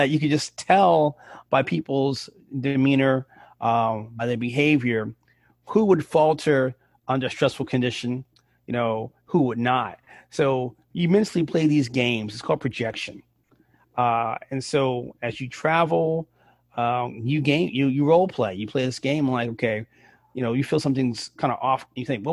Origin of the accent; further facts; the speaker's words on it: New York City, New York, United States; I grew up in the Bronx and I was in high school